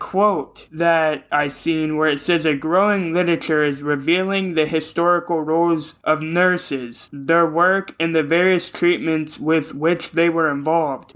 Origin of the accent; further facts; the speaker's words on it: Ohio, United States; I'm even from Ohio